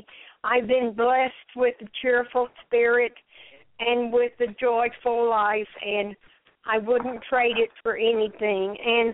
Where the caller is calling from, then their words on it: Lafayette, Louisiana, United States; I'm calling from Lafayette, Louisiana.